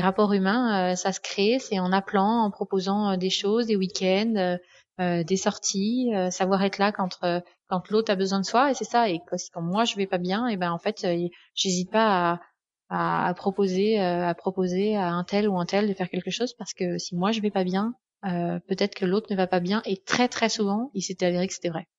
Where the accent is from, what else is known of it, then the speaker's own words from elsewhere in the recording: France; moved away as an adult; also born or lived in Canada / United States; ça fait quand même près de huit ans que j'ai quitté la France